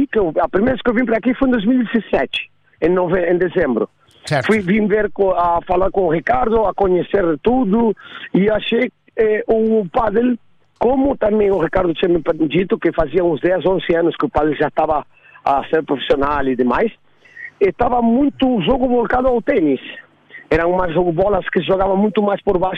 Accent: Argentina; eu nasci na Argentina, com, com joguei ténis na Argentina até meus 16 anos

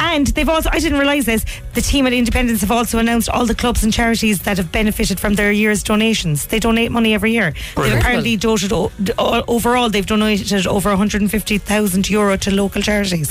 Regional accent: Cork, Munster, Ireland; we grew up in Cork

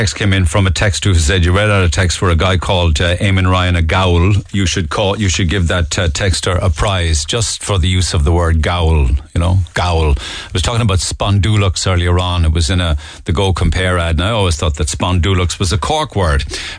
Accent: Douglas, United Kingdom; I grew up in Douglas. I remember Douglas in the 70s, 80s and 90s, and I have to say, they have wrecked it.

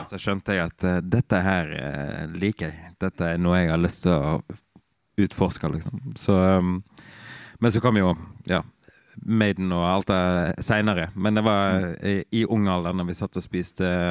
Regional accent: Rosendal, Vestland, Norway; also born or lived in Bergen; lita bygd som heter Rosendal, langt inn i en eh, vestlandsarm

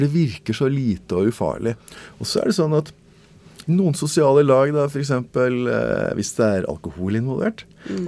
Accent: Norway; I Norge så liker vi å stole på folk.

